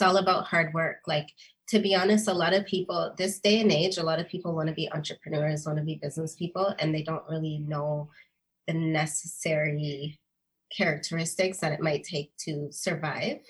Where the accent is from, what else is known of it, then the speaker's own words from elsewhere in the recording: Virginia Beach, Virginia, United States; now in Canada; I grew up in Virginia Beach